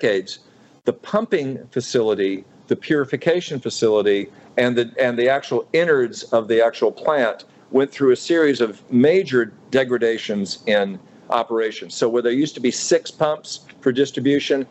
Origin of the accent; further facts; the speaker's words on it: Jackson, Mississippi, United States; I was from Jackson, Mississippi